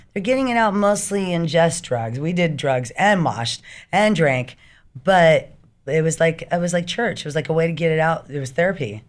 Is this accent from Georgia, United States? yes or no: no; Riverside, California, United States; also born or lived in Orange County, California / San Diego, California / Hawaii / Long Beach, California; I did grow up in, unfortunately, Riverside